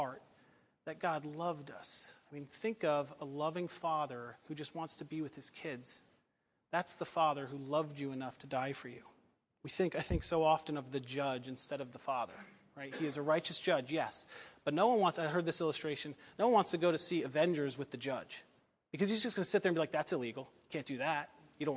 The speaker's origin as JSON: {"language": "English", "country": "United States", "said": "I love being an American"}